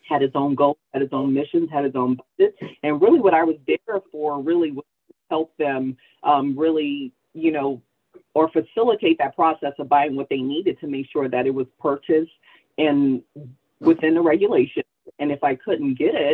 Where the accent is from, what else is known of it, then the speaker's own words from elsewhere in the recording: New Orleans, Louisiana, United States; I'm from New Orleans.